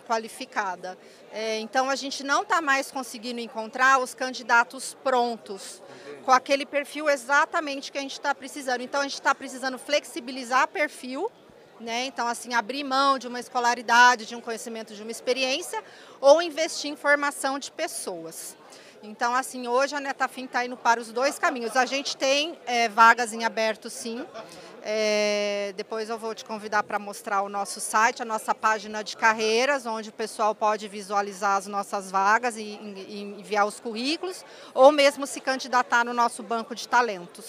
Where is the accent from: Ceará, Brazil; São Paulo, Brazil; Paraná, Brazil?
São Paulo, Brazil; Mococa; also born or lived in Campinas; now in Ribeirão Preto, Brazil; eu nasci em Ribeirão Preto, é, mas eu fui criada em Mococa, eu morei em Mococa, interior de São Paulo, até os 17 anos